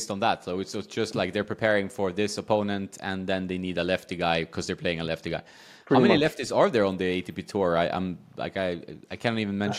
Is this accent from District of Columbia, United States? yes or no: yes; Washington, District of Columbia, United States; Like, DC used to be my hometown many years ago, but I want to go to the City Open, couldn't make it this year.